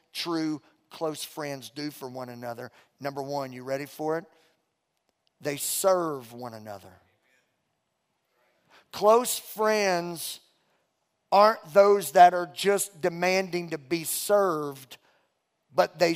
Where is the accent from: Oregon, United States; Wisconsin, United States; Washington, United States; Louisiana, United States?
Louisiana, United States; Beauregard Parish; moved away; I'm from Louisiana. Mom and Dad raised me and my sister in Beauregard Parish, Louisiana